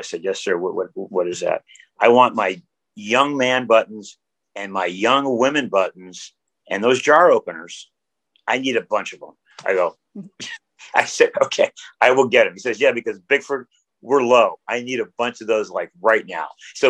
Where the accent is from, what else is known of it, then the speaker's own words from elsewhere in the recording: Miami, Florida, United States; moved away as an adult; also born or lived in Rochester, New York; now in Alaska, United States; I first came to Alaska in 1980. I'm originally from Miami.